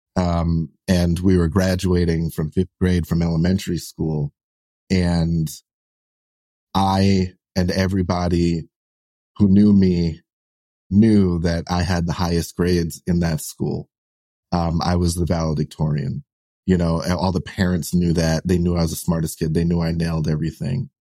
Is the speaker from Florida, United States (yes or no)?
no; New York City, New York, United States; kids like me who you know, we're, we're like solidly like middle class, lower middle class, you know, growing up in Brooklyn